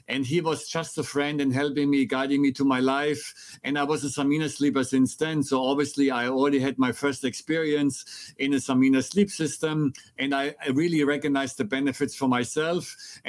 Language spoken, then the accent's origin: English; Germany; accent: German; English is a second language; So I was born and raised in Germany, and I'm sure your audience will enjoy my very strong American accent or German accent.